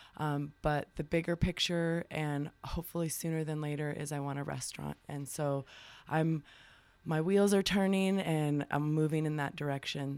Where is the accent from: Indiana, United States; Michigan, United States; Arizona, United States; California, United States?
Arizona, United States; Tucson; also born or lived in Bisbee, Arizona; raised in Tucson.